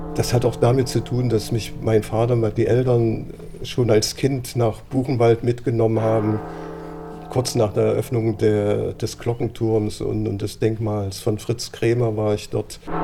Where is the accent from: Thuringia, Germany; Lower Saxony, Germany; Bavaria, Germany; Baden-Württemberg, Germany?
Thuringia, Germany; Gera; ich bin in Gera groß geworden